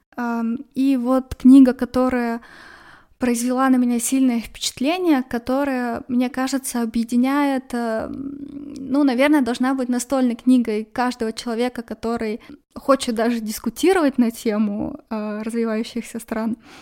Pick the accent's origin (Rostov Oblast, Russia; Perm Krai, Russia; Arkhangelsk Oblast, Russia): Arkhangelsk Oblast, Russia; Arkhangelsk; в Архангельске, откуда я родом